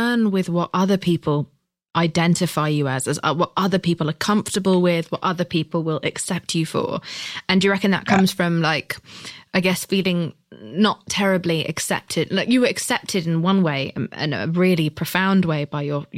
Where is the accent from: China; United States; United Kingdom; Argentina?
United Kingdom; I'm British.